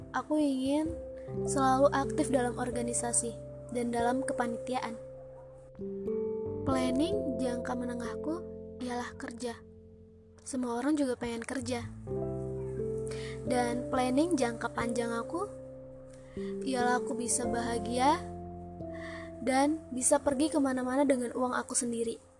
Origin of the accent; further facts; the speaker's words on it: Aceh, Indonesia; Aku berasal dari Provinsi Aceh. Wow, jauh ya? Iya, ujung ke ujung. Ujung Sumatera ketemu ujung Sumatera.